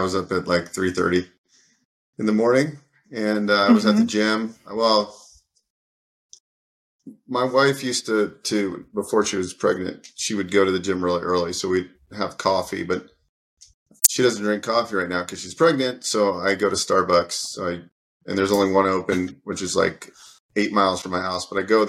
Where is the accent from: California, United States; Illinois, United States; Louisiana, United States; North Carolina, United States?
California, United States; also born or lived in New York / New Jersey / Pennsylvania; I was born on the East Coast in the suburbs of New York, and yeah. Lived in New York and New Jersey and Pennsylvania. And I moved to California from Pennsylvania. I think I was about 10 or 11 years old.